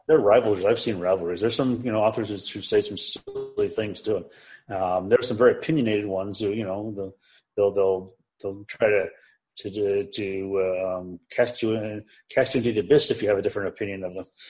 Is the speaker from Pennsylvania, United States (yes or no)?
no; Chicago, Illinois, United States; I was born raised in the Chicagoland area